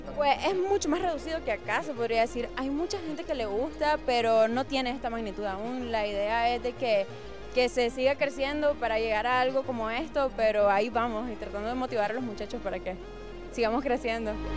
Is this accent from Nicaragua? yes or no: yes; Nicaragua; yo soy nicaragüense